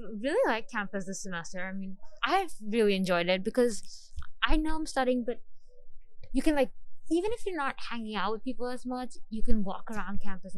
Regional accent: Mumbai, Maharashtra, India; moved away as an adult; I'm from Mumbai, India.

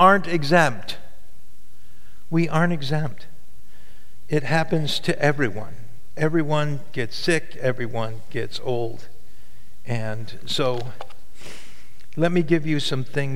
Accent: Catskill Mountains, New York, United States; I grew up in the Catskill Mountains

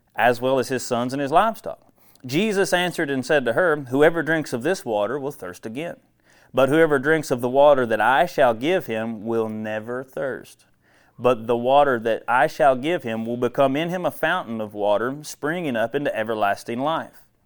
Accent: central Ohio, United States; moved away; I'm from Ohio originally, and I tell you what, I grew up hating Ohio State football because that's all you hear about. I'm from central Ohio

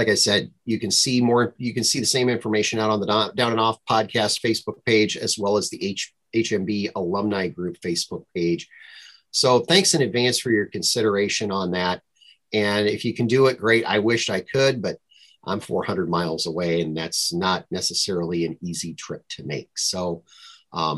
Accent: Minnesota, United States; I'm from Minnesota.

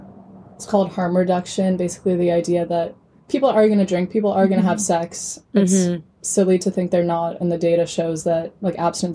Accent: California, United States; moved away as an adult; Yeah, so I'm from California

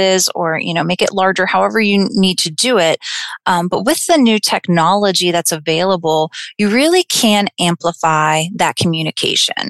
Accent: Clarion County, Pennsylvania, United States; also born or lived in Slippery Rock, Pennsylvania; I'm originally from Clarion County

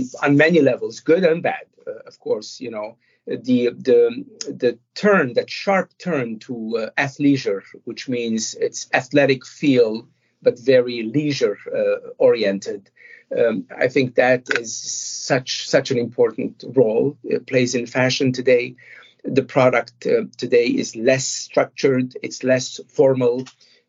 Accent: Montreal, Quebec, Canada; as I was growing up in Montreal

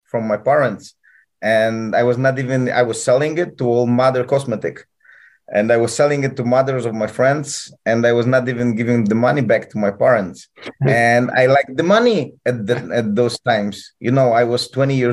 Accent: Poland; English is a second language; also born or lived in Peru; now in Turkey; I come from Poland. I'm a Polish guy

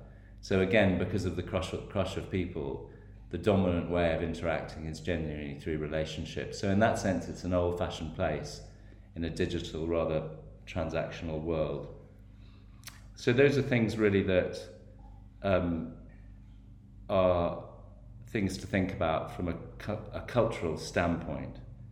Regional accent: United Kingdom; moved away as an adult; now in Delhi, India; 10 years of living in India as an outsider, as a British guy living in India.

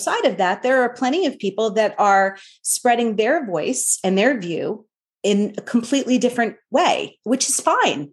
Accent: New York, United States; growing up in New York

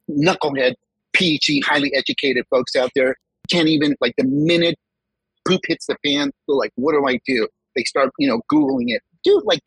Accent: California, United States; first language Spanish; also born or lived in Mexico; I was born in California, parents from Mexico. I lived my first 5 years in Mexico

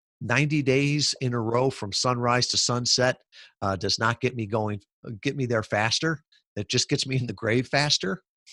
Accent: Midwest, United States; I grew up in the Midwest, working class family, and the whole idea of security was to work for a big company, to get a stable job.

